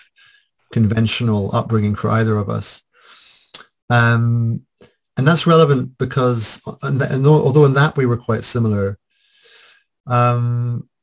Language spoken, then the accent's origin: English; Scotland, United Kingdom; I am Scottish, white